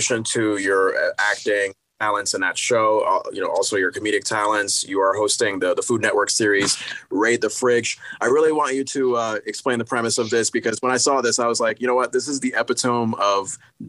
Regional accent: Connecticut, United States; now in Vermont, United States; I used to live in the town of Lindenville here in Vermont, and where I'm originally from is Connecticut.

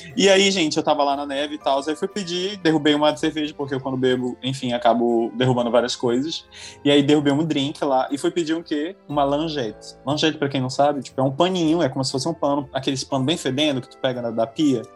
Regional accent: Boa Vista, Roraima, Brazil; now in France; nasci em Boa Vista, né? Boa Vista é uma cidade que, tipo, todo mundo... Tem uma linha, uma linhagem muito superficial

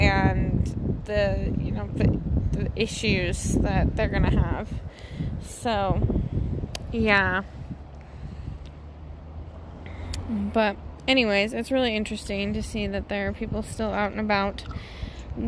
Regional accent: near the Crystal River, Colorado, United States; I grew up near the Crystal River, which was basically in my backyard

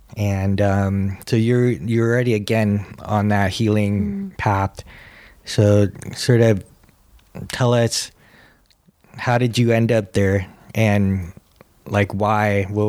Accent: California, United States; also born or lived in Hawaii; Hawaii has always been my home. Though I grew up in California, it was a place that's still like this feeling that is magical

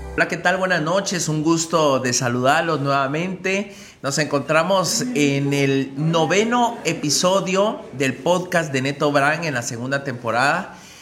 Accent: Mixco, Guatemala Department, Guatemala; nuestro municipio

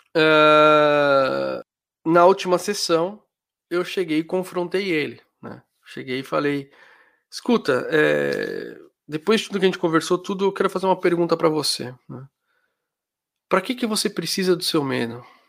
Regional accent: Brazil; moved away as an adult; now in Germany; eu sou brasileiro, tá, eu morava no Brasil, aí eu mudei para Alemanha

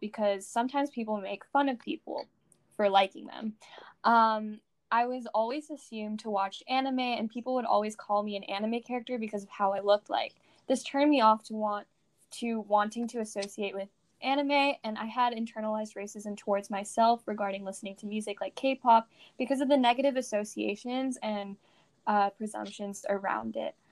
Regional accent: California, United States; I was born in California and had lived in California my entire life

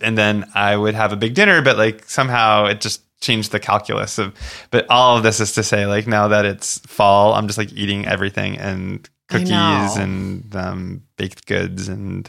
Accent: Boca Raton, Florida, United States; also born or lived in Long Island, New York; Well, New York and then Boca Raton, Florida.

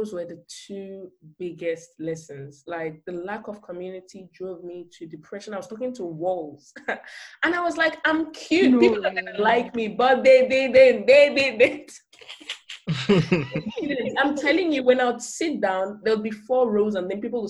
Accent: Nigeria; now in Germany; as a Nigerian

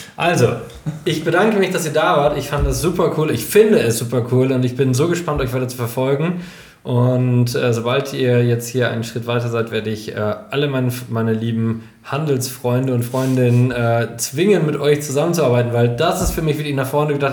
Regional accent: Germany; in diesem kleinen Dorf, wo ich aufgewachsen bin, Holtwig, unglaublich sympathisches kleines Dorf, 3600 Einwohnerinnen und Einwohner

